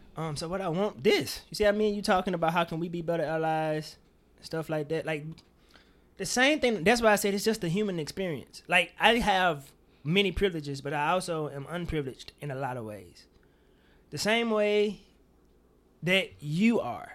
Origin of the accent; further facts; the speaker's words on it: Mississippi, United States; my Mississippi bias, 'cause nigga, we don't sound like